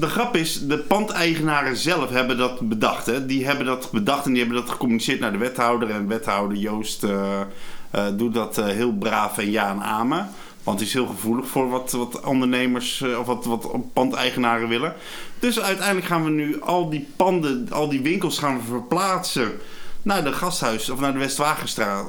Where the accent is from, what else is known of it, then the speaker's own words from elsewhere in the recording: Arnhem, Gelderland, Netherlands; ik kom uit Arnhem